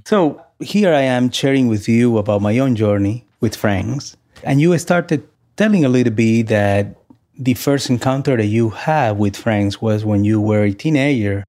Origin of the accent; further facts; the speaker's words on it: Santo Domingo, Distrito Nacional, Dominican Republic; now in United States; Growing up in Santo Domingo, I had the opportunity to explore my own spirituality through the Catholic Church